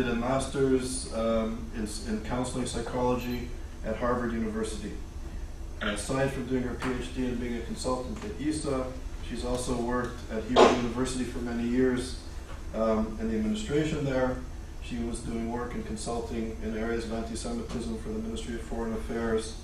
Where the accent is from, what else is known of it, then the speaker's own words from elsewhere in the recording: Montreal, Quebec, Canada; we grew up in Montreal together